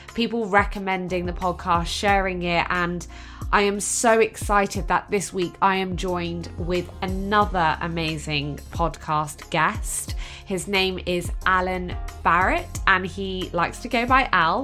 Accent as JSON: {"language": "English", "town": "Exeter", "region": "South West England", "country": "United Kingdom", "said": "I am originally from Exeter in Devon"}